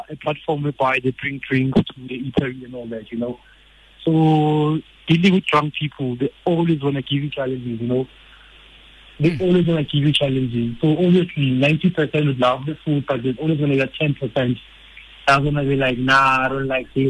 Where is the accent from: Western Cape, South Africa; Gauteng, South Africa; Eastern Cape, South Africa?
Gauteng, South Africa; Soweto; growing up in Soweto, you know, multi-black households